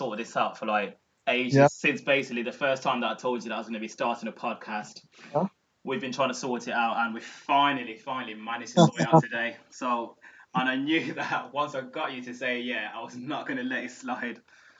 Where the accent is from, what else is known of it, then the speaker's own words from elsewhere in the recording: Warsaw, Masovian Voivodeship, Poland; from the people that I know that I grew up with in Warsaw